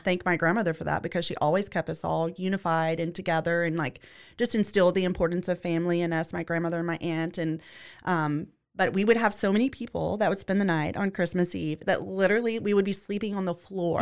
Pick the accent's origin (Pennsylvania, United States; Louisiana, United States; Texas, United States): Louisiana, United States; moved away; I'm originally from Louisiana. I grew up in the trailer park